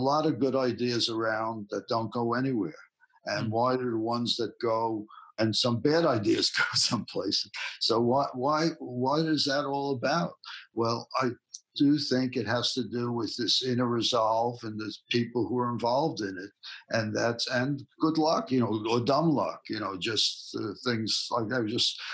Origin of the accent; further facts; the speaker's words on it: New York City, New York, United States; accent: Bronx; moved away as an adult; now in California, United States; my Bronx accent